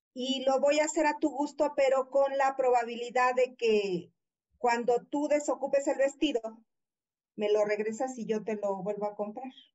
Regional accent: Veracruz, Mexico; moved away as an adult; also born or lived in Mexico City; yo soy de Veracruz

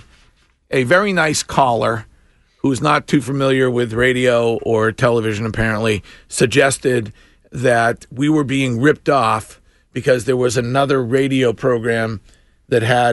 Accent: Stow, Massachusetts, United States; my hometown police department. That is Stowe 5-0

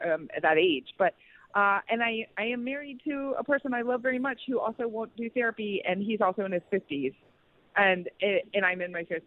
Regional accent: Texas, United States; now in Los Angeles, United States; I grew up in the South, in Texas

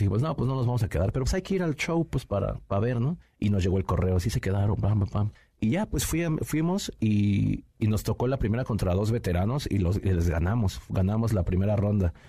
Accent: Nezahualcóyotl, State of Mexico, Mexico; vivía yo ahí en Ciudad Neza, bueno, la mayoría de gente sabe que soy originario del Estado de México, ahí de Ciudad Nezahualcóyotl

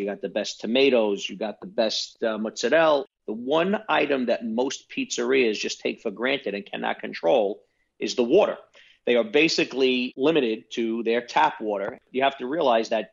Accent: New York City, New York, United States; I grew up in Brooklyn, New York, and then in Staten Island, New York.

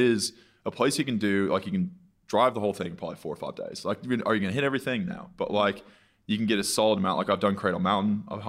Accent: Dallas, Texas, United States; moved away as an adult; now in Melbourne, Australia; Dallas, Texas.

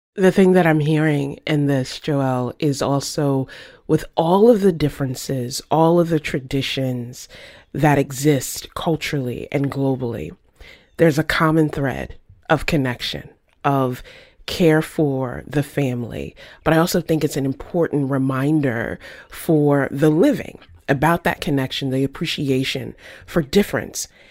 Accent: the South, United States; I grew up in the South.

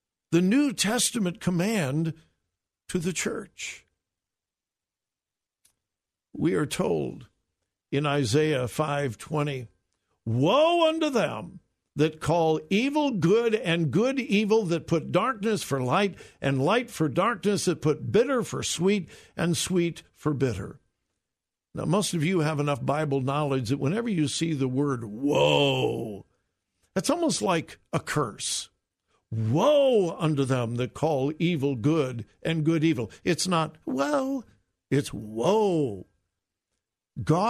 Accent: Southern California, United States; I grew up in Southern California listening to his dad, Jack MacArthur, on the radio

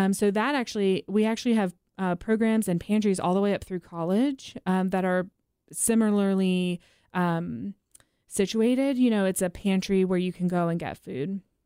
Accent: East Coast, United States; now in Nashville, United States; born and raised on the East Coast

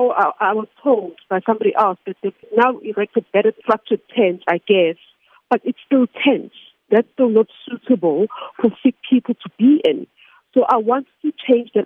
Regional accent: South Africa; as a South African citizen

